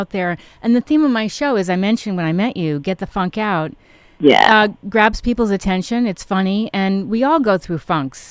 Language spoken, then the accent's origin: English; New York City, New York, United States; I grew up in New York City, and I used to listen to WPLJ